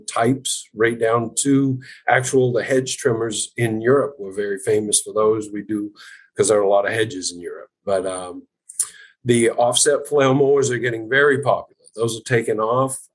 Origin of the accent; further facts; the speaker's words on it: Madison, Maine, United States; I was born and raised in Madison, Maine